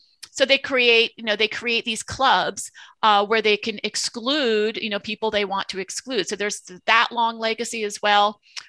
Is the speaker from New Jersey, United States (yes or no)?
yes; New Jersey, United States; And when I grew up in New Jersey in the 1970s, there was a swim club